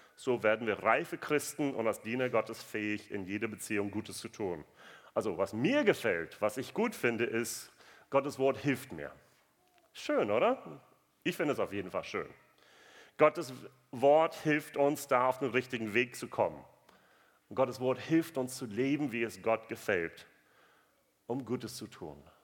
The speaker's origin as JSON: {"language": "German", "country": "United States", "second_language": "German", "moved": "yes", "said": "ich bin Amerikaner"}